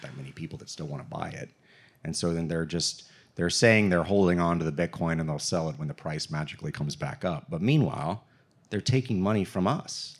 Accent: Texas, United States; I grew up in Texas and played high school football here

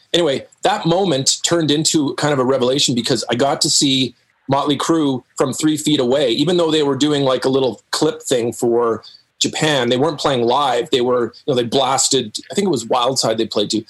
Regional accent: Winnipeg, Manitoba, Canada; moved away as an adult; also born or lived in Los Angeles, California; I'm a kid from Winnipeg

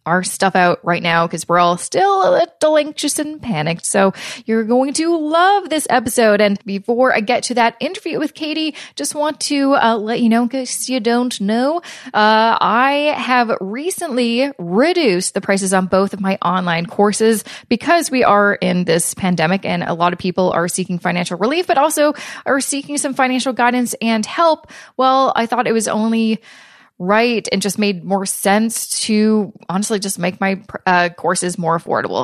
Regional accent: Vancouver, British Columbia, Canada; moved away; grew up and born and raised in Vancouver, BC

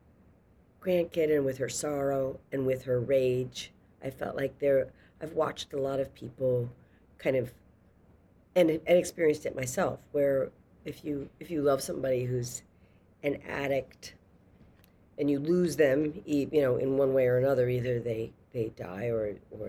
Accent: a small city in Massachusetts, United States; I'm from a small city in Massachusetts

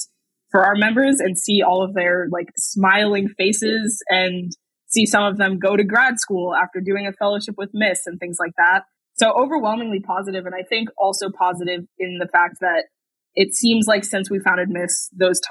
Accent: San Francisco Bay Area, California, United States; I grew up in the San Francisco Bay Area, right next to the Pacific Ocean.

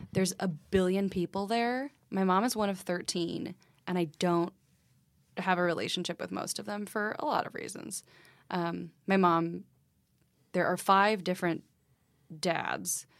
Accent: Texas, United States; moved away as an adult; also born or lived in Michigan; now in Brooklyn, United States; I was born in Michigan, raised in Texas

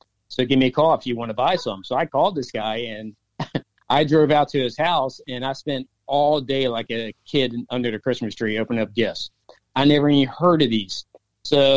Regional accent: Maryland, United States; growing up in the Maryland area

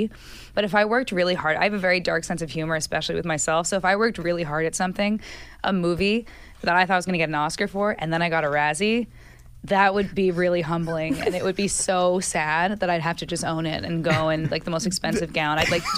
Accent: New Jersey, United States; born or raised there; moved away

